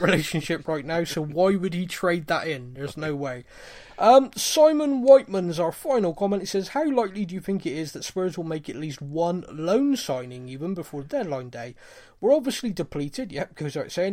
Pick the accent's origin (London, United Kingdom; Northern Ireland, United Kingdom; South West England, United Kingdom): South West England, United Kingdom; Bristol; I'm from Bristol. I sound like a cross between a pirate and a farmer